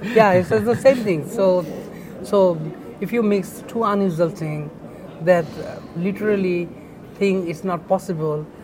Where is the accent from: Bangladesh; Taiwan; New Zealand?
Bangladesh; born or raised there; also born or lived in Dhaka